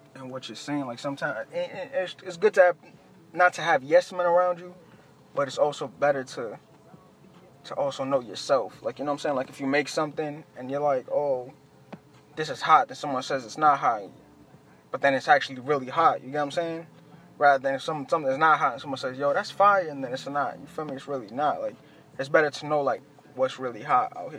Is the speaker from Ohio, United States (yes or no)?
no; Boston, Massachusetts, United States; also born or lived in Chelsea, Massachusetts / Everett, Massachusetts; I was born in Chelsea. I moved to East Boston. Then from Eastie, I went to like Everett, and uh, but throughout all that, I was in the South End, like heavy